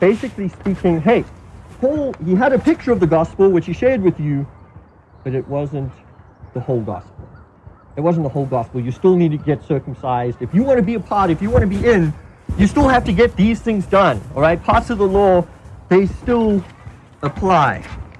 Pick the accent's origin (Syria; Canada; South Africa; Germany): South Africa; I grew up in South Africa, and when I was 6, we moved up north to plant a church among a very poor people group called the Basutu people group.